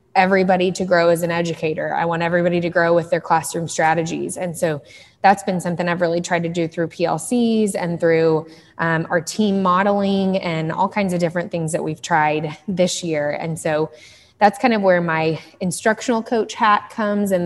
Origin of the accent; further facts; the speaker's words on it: Dallas, Texas, United States; I am from Dallas. I grew up in Dallas, Texas, in Lake Highlands